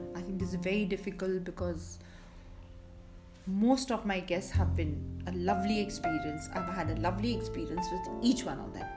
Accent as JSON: {"language": "English", "town": "Mumbai", "region": "Maharashtra", "country": "India", "moved": "yes", "lives_now": "Amritsar, India", "said": "I come from Bombay, settled in Amritsar"}